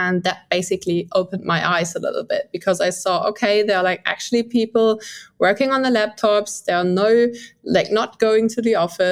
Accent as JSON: {"language": "English", "country": "Germany", "moved": "yes", "said": "I'm from Germany, I'm 25 years old"}